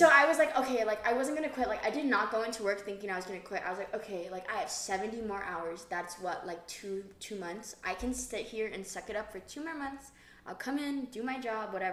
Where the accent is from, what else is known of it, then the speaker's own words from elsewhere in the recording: Hawaii, United States; moved away as an adult; I'm from Hawaii